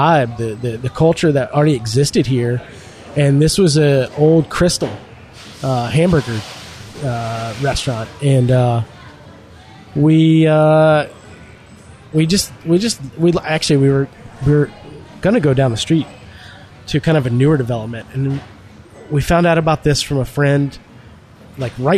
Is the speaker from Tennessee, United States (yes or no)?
yes; Nashville, Tennessee, United States; growing up in Nashville